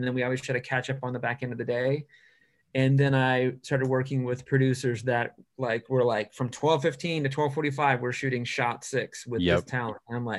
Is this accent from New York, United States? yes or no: yes; New York, United States; now in California, United States; So then you end up being that New Yorker that's in California going, well, in New York, we don't have to ask for any of this.